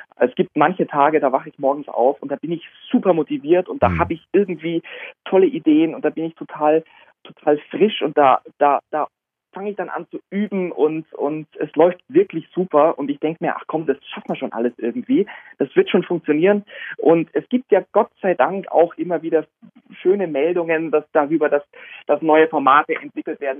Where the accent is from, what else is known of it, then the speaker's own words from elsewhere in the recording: Augsburg, Bavaria, Germany; zu Hause in meiner Heimatstadt Augsburg